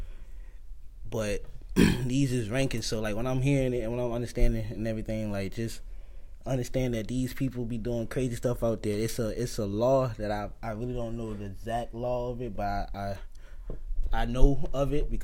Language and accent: English; Jackson, Mississippi, United States; I'm from Jackson, Mississippi.